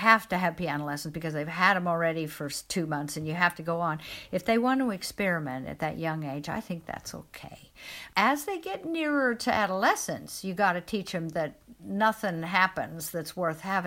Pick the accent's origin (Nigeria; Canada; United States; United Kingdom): United States; Midwest; moved away; where I grew up in the Midwest in America